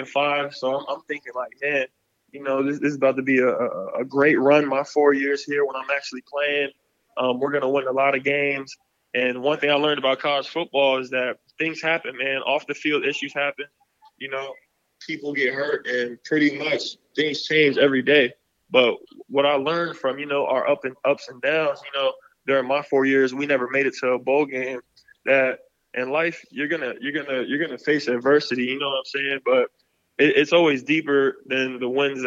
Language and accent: English; Kissimmee, Florida, United States; moved away as an adult; my hometown, Kissimmee, Florida.